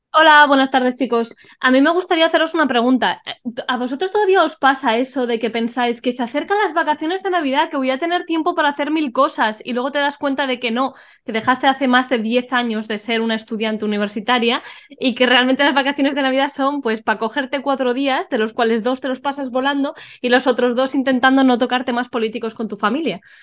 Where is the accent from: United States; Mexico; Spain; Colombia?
Spain; A Coruña, Galicia; yo soy de La Coruña o sea, he vivido en La Coruña la mayor parte de mi vida